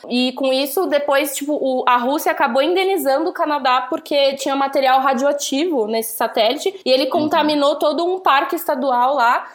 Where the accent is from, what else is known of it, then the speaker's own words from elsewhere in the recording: Santos, São Paulo, Brazil; Eu sou de Santos